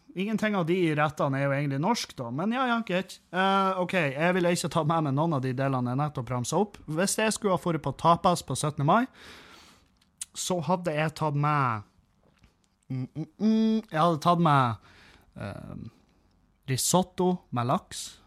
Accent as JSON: {"language": "Norwegian", "town": "Meløy", "region": "Nordland", "country": "Norway", "tie": "born or raised there", "moved": "yes", "said": "Jeg har venner ifra, ifra kommunen der jeg kommer fra, som er jo Meløy"}